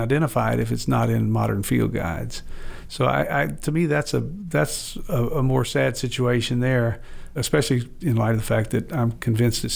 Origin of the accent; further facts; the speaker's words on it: Arkansas, United States; I grew up in Arkansas